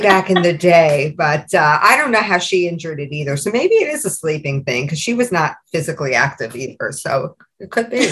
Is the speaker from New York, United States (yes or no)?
yes; New York, United States; now in New Jersey, United States; being a New Yorker